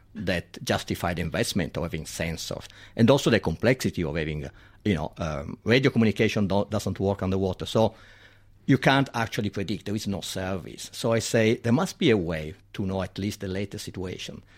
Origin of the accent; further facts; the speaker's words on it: Milan, Lombardy, Italy; accent: Italian; English is a second language; moved away as an adult; now in Sydney, Australia; I'm from Milan, so it's far away.